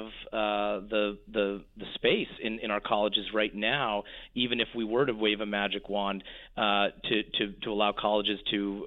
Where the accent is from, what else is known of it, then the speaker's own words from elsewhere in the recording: Bellevue, Washington, United States; I grew up in Bellevue, Washington, not far from where Bill Gates and Jeff Bezos live.